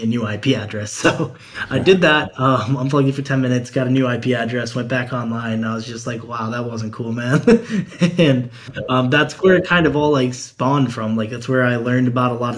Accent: Cleveland, Ohio, United States; I'm from Cleveland, Ohio

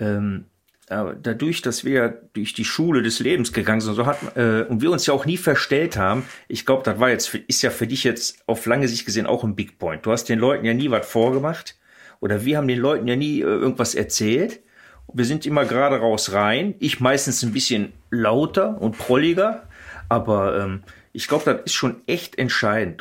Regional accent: Ruhr area, North Rhine-Westphalia, Germany; Ich bin ja, äh, Ruhrpottler

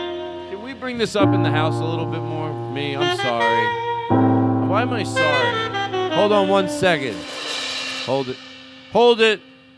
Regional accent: Boston, Massachusetts, United States; I'm from Boston.

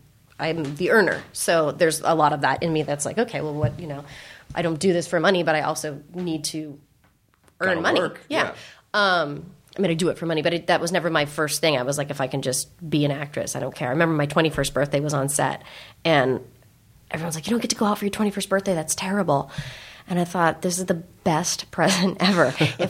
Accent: San Francisco, California, United States; because I grew up in San Francisco, the Bay Area, and my parents grew up in San Francisco

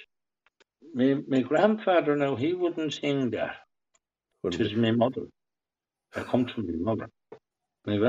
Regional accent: Ireland; we're Irish people the same as the rest

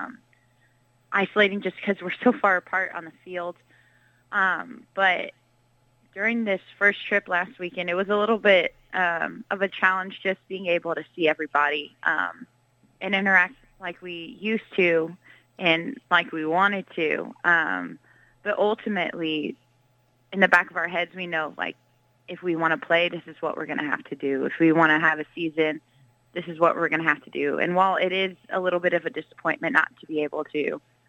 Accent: Houston, Texas, United States; moved away as an adult; now in Norman, United States; go back home to Houston and play with my team and in front of my city, in front of my family

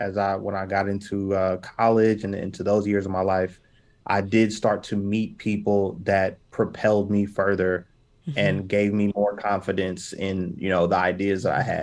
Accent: Indianapolis, Indiana, United States; I'm from Indianapolis

